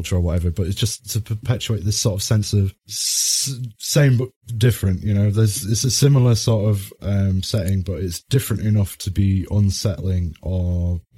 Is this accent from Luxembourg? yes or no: no; United Kingdom; as a British person